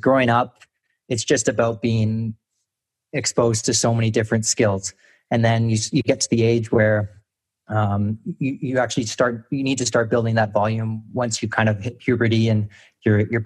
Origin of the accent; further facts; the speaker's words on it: Calgary, Alberta, Canada; I played tennis growing up in Calgary